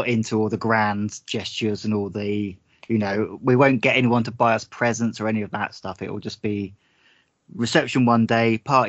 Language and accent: English; South West England, United Kingdom; I'm from the Devon area.